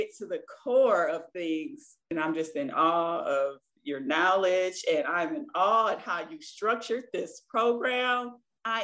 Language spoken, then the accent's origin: English; Michigan, United States; I am from Michigan